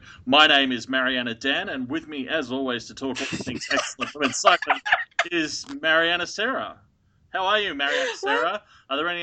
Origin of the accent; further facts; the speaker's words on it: Australia; I'm Australian